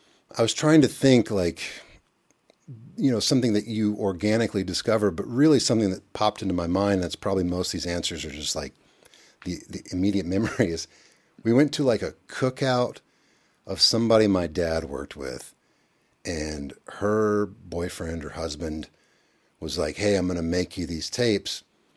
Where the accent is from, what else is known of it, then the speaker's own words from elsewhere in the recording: Elizabethtown, Kentucky, United States; also born or lived in Lexington; I was born in Lexington. Evan and I were born in Lexington, which is an hour east. And then when I was 8, we moved to a small town called Elizabethtown.